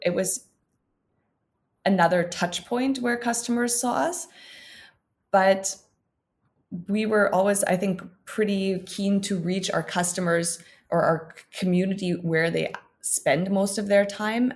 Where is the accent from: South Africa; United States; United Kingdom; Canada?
Canada; now in Berlin, Germany; I'm a Canadian living in Berlin since a number of years.